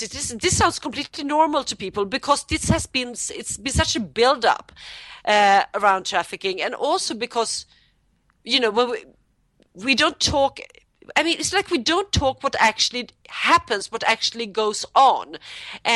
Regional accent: Sweden; I'm from Sweden

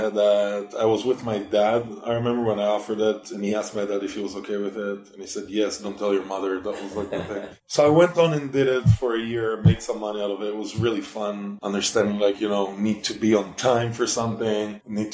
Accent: Israel; also born or lived in Singapore / Belgium / Germany / Sweden; now in United States; I'm from Israel originally

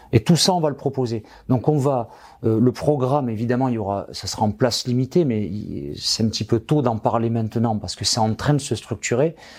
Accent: France; ici, chez nous, en France

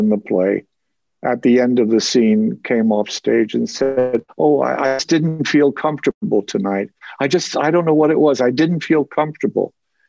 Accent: New Jersey, United States; accent: Jersey; And I slowly began to imitate him and lose my Jersey accent.

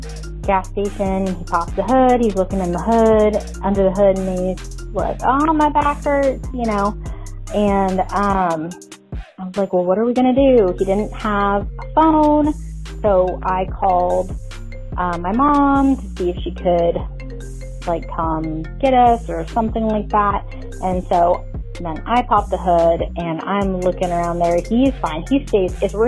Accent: Sacramento, California, United States; my hometown, Sacramento

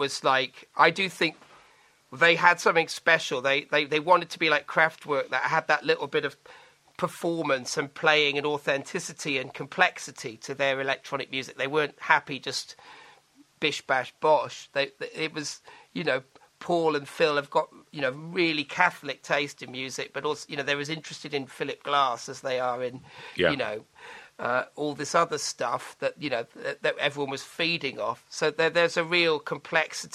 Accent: Manchester, North West England, United Kingdom; moved away; I'm going back to Manchester because technically I am a Mancunian

